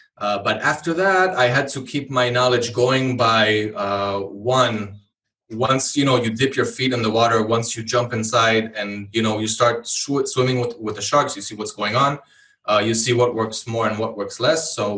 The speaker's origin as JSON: {"language": "English", "country": "Israel", "also_born_or_lived": "Hawaii", "second_language": "English", "said": "So I'm from Israel. I was born in Israel, but I lived in Hawaii for over 10 years. I'm guessing that's also where I got my English from. After that, I moved back to Israel"}